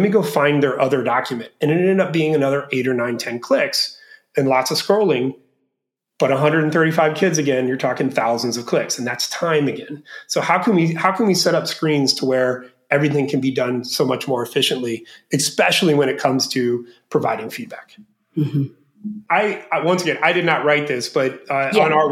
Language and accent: English; Florida, United States; moved away as an adult; now in Bangkok, Thailand; I grew up young in Florida